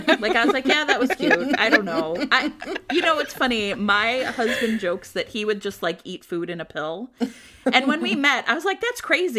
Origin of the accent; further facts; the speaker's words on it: Cleveland, Ohio, United States; I'm from Cleveland